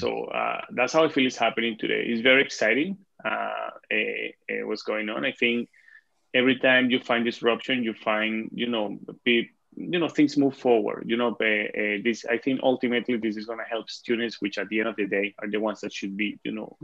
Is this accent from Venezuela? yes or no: yes; Venezuela; English is a second language; moved away as an adult; now in Canada; I live in Canada, but I'm originally from Venezuela.